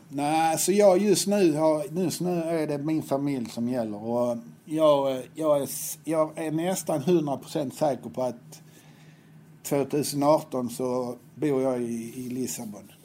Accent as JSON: {"language": "Swedish", "town": "Helsingborg", "region": "Skåne", "country": "Sweden", "tie": "born or raised there", "said": "Jag var uppväxt på Höga Borg"}